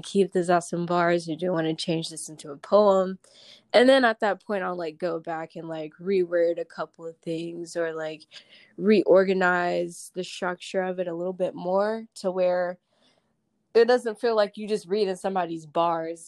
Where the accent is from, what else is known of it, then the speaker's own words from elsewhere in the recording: Winston-Salem, North Carolina, United States; I'm from Winston, North Carolina.